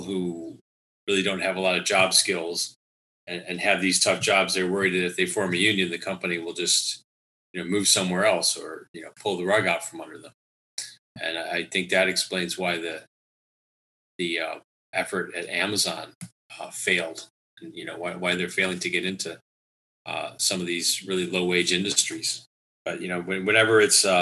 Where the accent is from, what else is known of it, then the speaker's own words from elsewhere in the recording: Lansing, Michigan, United States; my hometown of Lansing